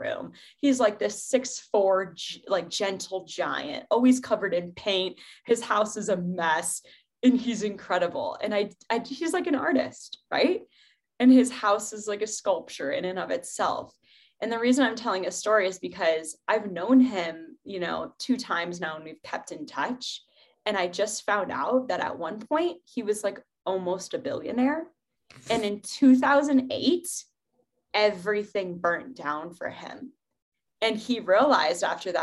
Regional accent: Ohio, United States; also born or lived in Seattle; now in Colorado, United States; I grew up in Ohio

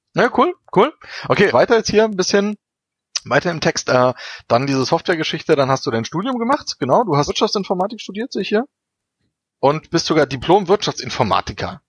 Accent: Berlin, Germany; moved away as an adult; now in Munich, Germany; ich komme ja aus Berlin, also ich wohne ja auch erst seit sechs Jahren hier in München.

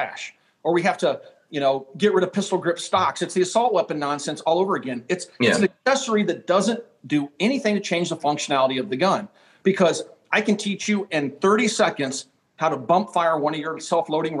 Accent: Kansas, United States; as a kid growing up in Kansas

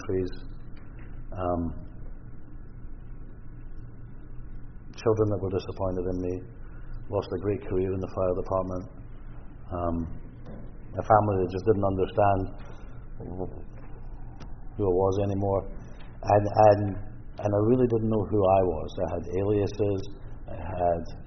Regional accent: Scotland, United Kingdom; now in British Columbia, Canada; I'm Scottish

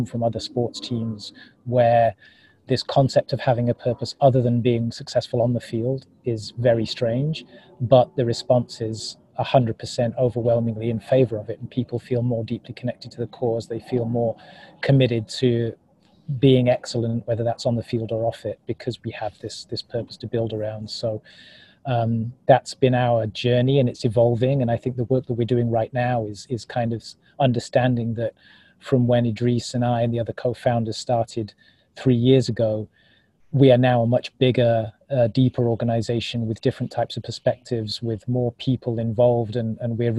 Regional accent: United Kingdom; now in Oakland, United States; being British by birth

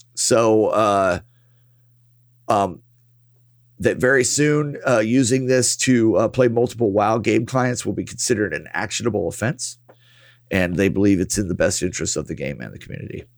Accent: United States; as an American yeah. as American citizens

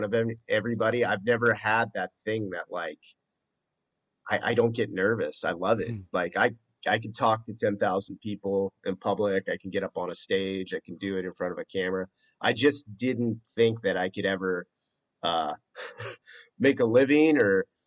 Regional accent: Mission Viejo, California, United States; I grew up in Mission Viejo

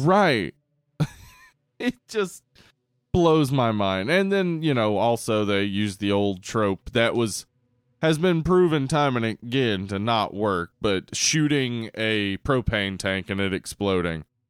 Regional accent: the South, United States; we grew up in the South.

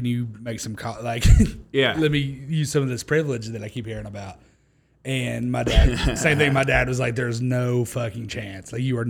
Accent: Harriman, Tennessee, United States; In Harriman, Tennessee. So a town of like 2,000 people near Knoxville, that area.

